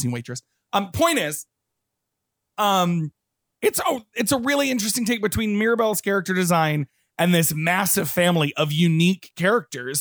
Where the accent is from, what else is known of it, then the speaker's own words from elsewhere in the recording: Texas, United States; I grew up in Texas